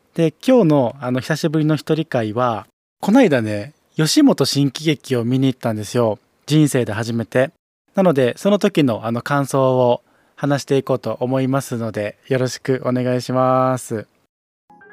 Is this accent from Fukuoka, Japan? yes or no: no; Osaka, Japan; 大阪生まれ、大阪育ちの、生粋の大阪人ではあるんですが